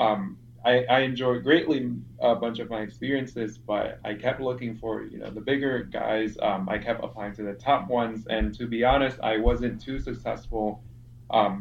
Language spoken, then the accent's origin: English; Vietnam; moved away as an adult; now in Chicago, United States; I'm from Vietnam